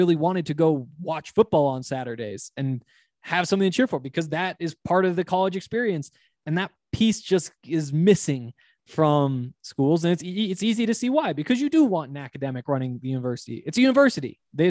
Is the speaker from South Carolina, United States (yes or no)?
no; Montana, United States; And, you know, I come from Montana where there was this huge football culture